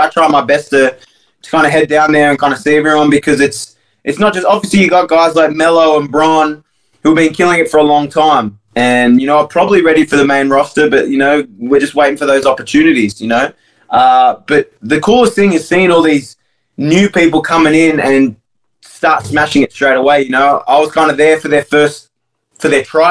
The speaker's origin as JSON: {"language": "English", "country": "Australia", "moved": "yes", "said": "I'm as Australian as it comes"}